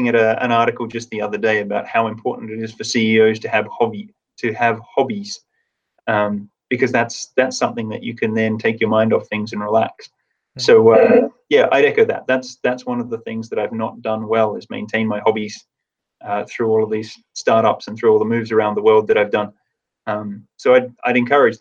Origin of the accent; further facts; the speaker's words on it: Tasmania, Australia; moved away; I grew up in Tasmania